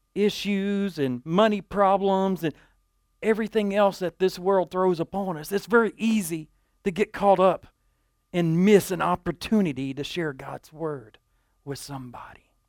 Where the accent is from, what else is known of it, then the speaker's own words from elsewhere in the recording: Dumas, Texas, United States; At eleven years old, I was a young man growing up in Dumas